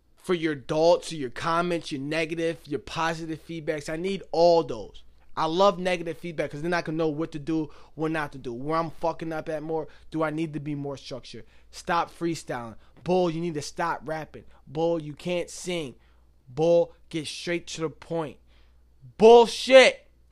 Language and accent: English; Binghamton, New York, United States; also born or lived in New Jersey; I'm from Binghamton due, due to the fact that I've been here longer. Yes, I was born out in New Jersey. I was there until, like, two thousand